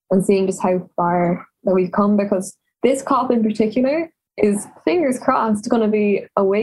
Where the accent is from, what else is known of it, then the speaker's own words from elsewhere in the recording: Cork, Munster, Ireland; I am 17 and from Cork